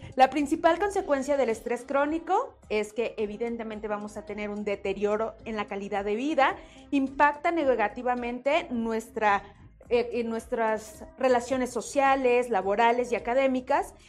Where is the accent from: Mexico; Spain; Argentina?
Mexico